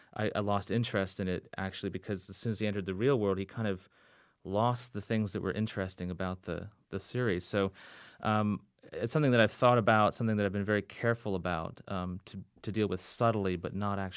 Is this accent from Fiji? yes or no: yes; Fiji; We grew up overseas in the Fiji Islands because my parents were in the Peace Corps, and then we traveled overseas quite a bit as well, all over the world, basically.